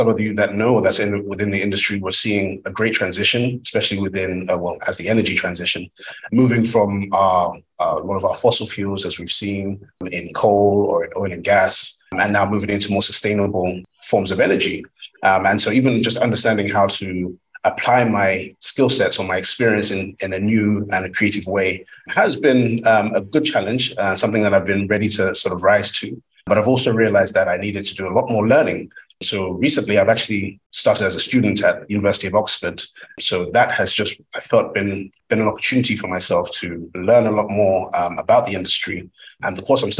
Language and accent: English; Nigeria; I'm Nigerian by origin